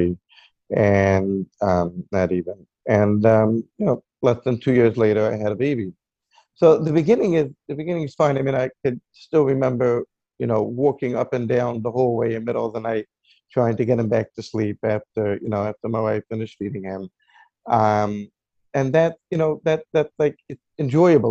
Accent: Lakewood, New Jersey, United States; I actually grew up in Lakewood, New Jersey, and I basically been living here all my life

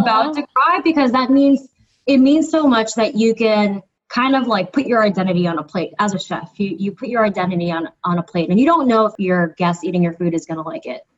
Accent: New Jersey, United States; moved away as an adult; now in Philadelphia, United States; I grew up on the East Coast in New Jersey for the majority of my childhood through high school. And then now I reside in Philadelphia

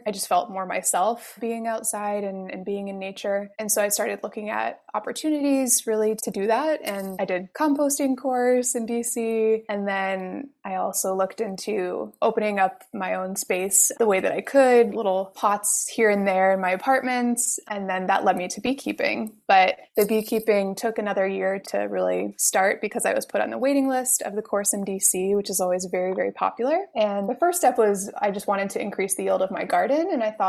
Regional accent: Montreal, Quebec, Canada; Canada, Montreal. And so really since then, I've lived in a big metropolitan area since I first left my hometown.

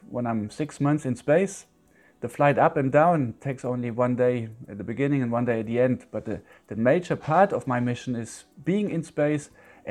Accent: Yorkshire and the Humber, United Kingdom; But I still remember born and bred in Yorkshire.

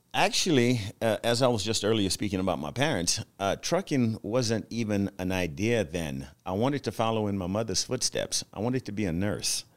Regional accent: Louisiana, United States; accent: Louisianan; growing up in Louisiana, uh, that was our native language was French.

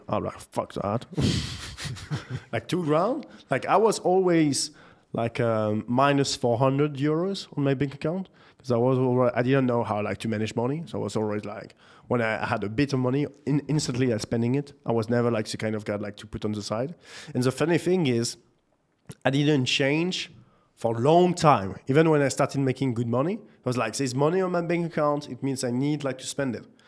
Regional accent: Nantes, Pays de la Loire, France; moved away; also born or lived in Paris; I grew up in the beautiful city of Nantes in France

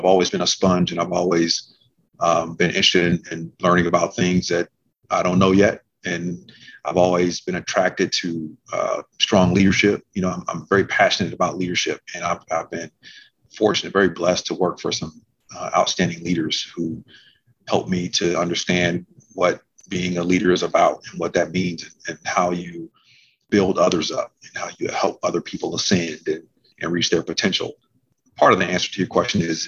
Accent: Omaha, Nebraska, United States; moved away as an adult; my hometown

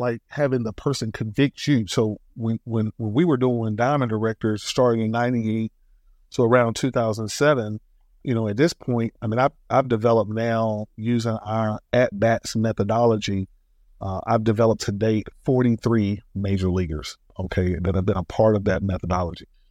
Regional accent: Atlanta, Georgia, United States; I am from Northwest Atlanta, one of Ray's, you know, working class family

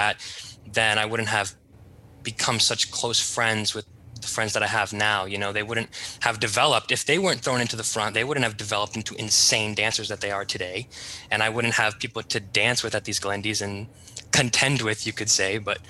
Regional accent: Hollywood, Florida, United States; also born or lived in Jacksonville, Florida; when I was four, we moved to Hollywood, Florida

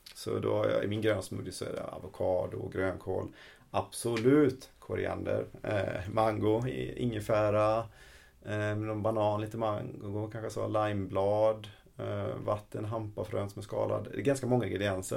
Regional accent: Sweden; vi svenskar

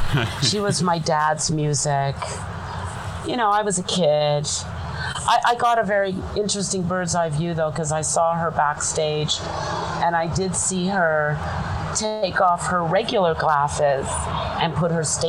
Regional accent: Toronto, Ontario, Canada; Toronto, Canada.

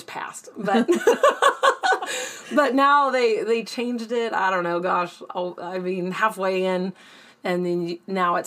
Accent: Forest Grove, Oregon, United States; moved away as an adult; I grew up near Forest Grove, Oregon. And I went there, that Forest Grove High School District, K-12

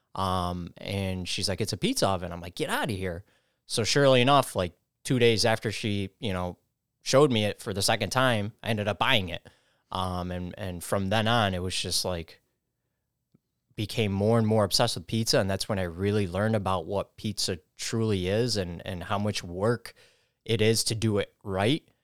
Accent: New York City, New York, United States; I grew up in the Bronx, spent my early childhood down there

